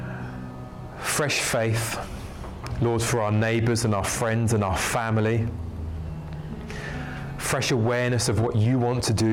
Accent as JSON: {"language": "English", "region": "London", "country": "United Kingdom", "tie": "born or raised there", "also_born_or_lived": "Ealing, London / Leeds", "said": "I was born in North London in Camden"}